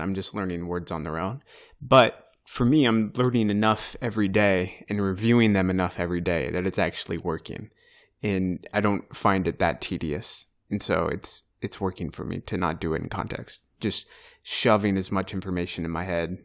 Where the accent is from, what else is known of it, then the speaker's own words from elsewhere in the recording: United States; first language English; moved away as an adult; now in Turkey; we're just Americans